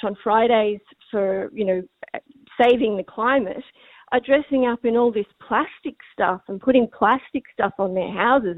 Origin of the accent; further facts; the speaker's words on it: Australia; I'm Australian. We didn't have Halloween growing up